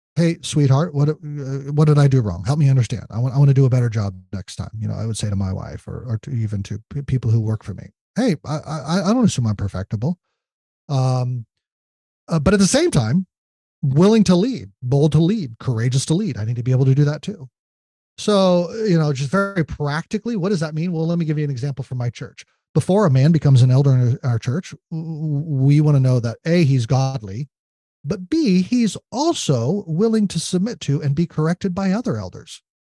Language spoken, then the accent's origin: English; United States; we as uh, uh, citizens of the United States